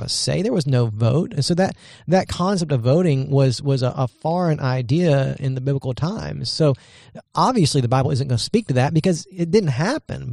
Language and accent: English; United States; as an American citizen